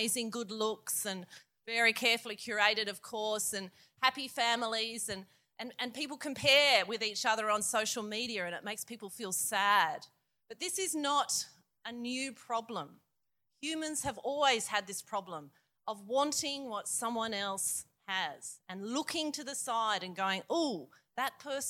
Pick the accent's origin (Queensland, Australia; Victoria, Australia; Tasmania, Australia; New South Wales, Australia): New South Wales, Australia; Queanbeyan; I'm from Queanbeyan.